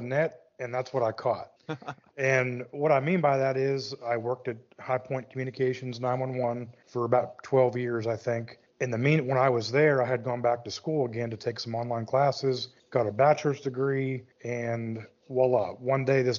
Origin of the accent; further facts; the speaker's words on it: Western Pennsylvania, United States; now in High Point, United States; Born and raised in Western Pennsylvania